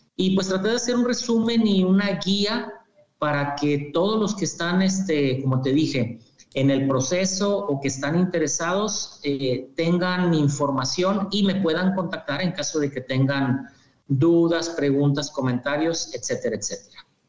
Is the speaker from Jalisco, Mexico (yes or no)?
no; Torreón, Coahuila, Mexico; moved away as an adult; also born or lived in Ciudad Juárez / Tennessee / Michigan; yo soy originario del norte de México, de Torreón, Coahuila específicamente